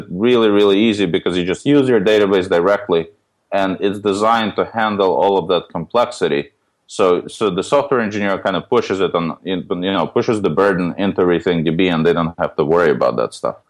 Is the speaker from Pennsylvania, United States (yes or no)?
no; New York City, New York, United States; The origin story, so my background, I grew up in New York City